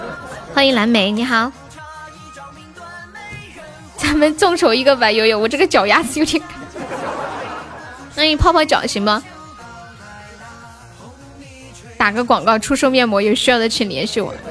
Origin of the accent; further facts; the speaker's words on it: Northeast China, China; 我们东北人都特别好，直爽，有啥说啥，对吧？